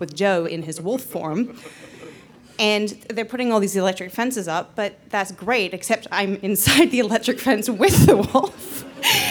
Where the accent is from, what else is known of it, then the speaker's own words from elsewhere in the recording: New Zealand; now in United States; I grew up in New Zealand